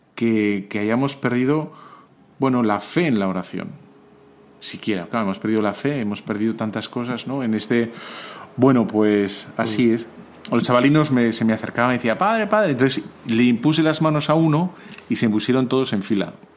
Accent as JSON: {"language": "Spanish", "country": "Spain"}